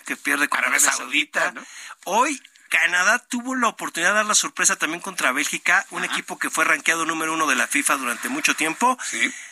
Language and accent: Spanish; Mexico; siendo mexicanos